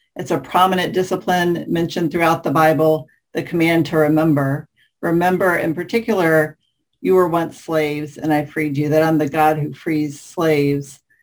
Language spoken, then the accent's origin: English; the South, United States; as a white person growing up in the South